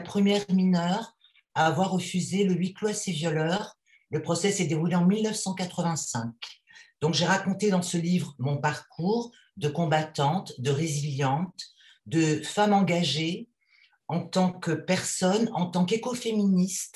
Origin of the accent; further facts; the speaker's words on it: Paris, Île-de-France, France; je suis une Parisienne de 54 ans